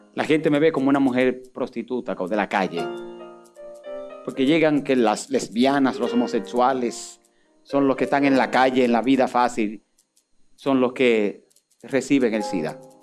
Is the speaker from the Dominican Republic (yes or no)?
yes; Dominican Republic; Y a mí, dominicano